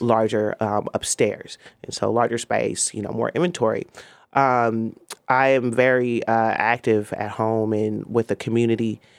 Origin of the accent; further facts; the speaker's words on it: Oakland, California, United States; I'm an Oakland native